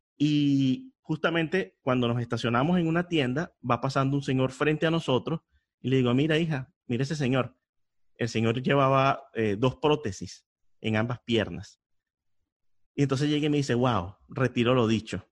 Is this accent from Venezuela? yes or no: yes; Venezuela; now in Miami, United States; yo soy de Venezuela